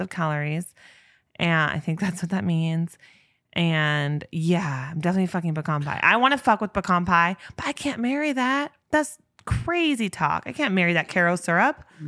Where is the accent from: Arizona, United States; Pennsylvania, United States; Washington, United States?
Washington, United States; Spokane; a person born and bred in Spokane, Washington